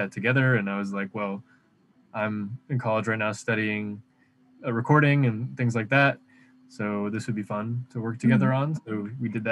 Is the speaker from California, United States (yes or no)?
no; Michigan, United States; moved away; I'm from Michigan